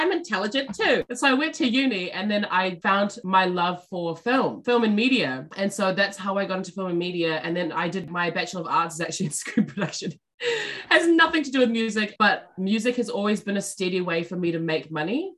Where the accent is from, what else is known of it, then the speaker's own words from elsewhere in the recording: Auckland, New Zealand; also born or lived in Wellington; So I was born in South Auckland